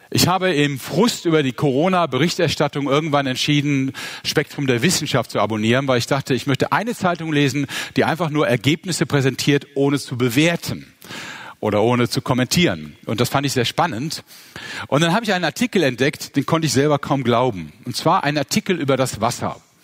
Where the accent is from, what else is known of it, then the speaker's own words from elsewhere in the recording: Mönchengladbach, North Rhine-Westphalia, Germany; Ich bin in Mönchengladbach geboren und aufgewachsen